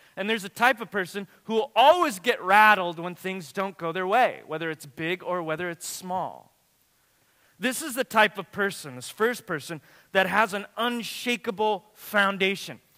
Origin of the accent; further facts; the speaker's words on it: Watsonville, California, United States; my hometown where I lived and grew up